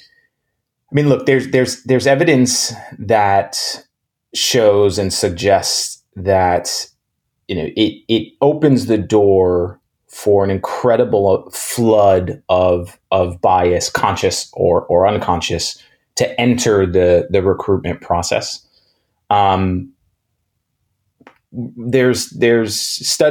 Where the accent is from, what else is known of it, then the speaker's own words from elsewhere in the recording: New York City, New York, United States; I grew up in New York City, in Manhattan, in the 80s and 90s.